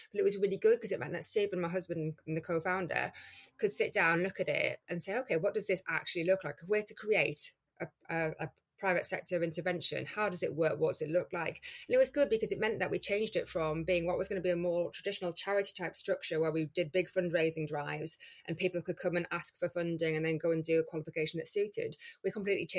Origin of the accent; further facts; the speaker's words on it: Geordie, North East England, United Kingdom; accent: Geordie; a Geordie accent, you know, in the middle of London